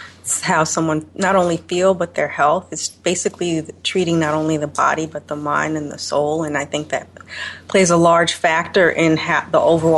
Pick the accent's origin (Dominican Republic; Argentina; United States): United States; Chicago, Illinois